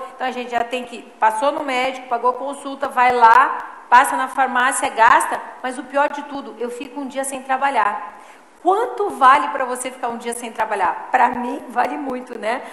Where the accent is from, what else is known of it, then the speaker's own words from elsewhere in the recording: Porto Alegre, Rio Grande do Sul, Brazil; also born or lived in Taquaritinga, São Paulo; moro em Porto Alegre há mais de 50 anos já, né? Meus pais se mudaram quando eu era pequena